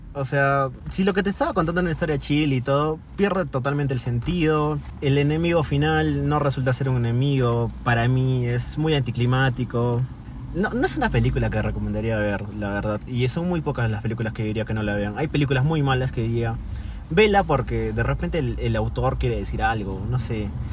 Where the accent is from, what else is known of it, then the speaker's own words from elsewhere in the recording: Peru; nosotros que somos peruanos